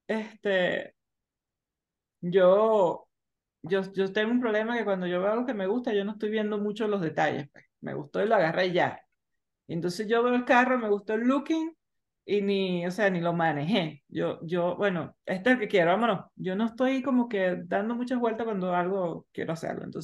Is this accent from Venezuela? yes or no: yes; Venezuela; moved away; Yo cuando, yo cuando yo me vine de Venezuela cargando mi paquete de CDs, ¿no?